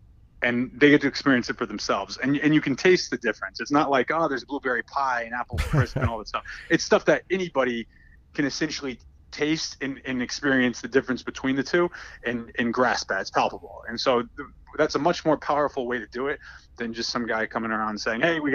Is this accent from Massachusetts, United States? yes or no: yes; Massachusetts, United States; I grew up in Massachusetts